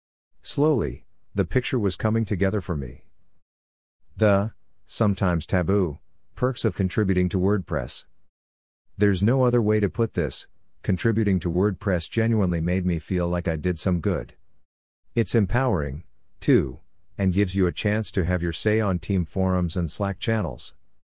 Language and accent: English; South Africa; As a South African who can speak both English and Afrikaans, I could offer my translation services to the Polyglots team.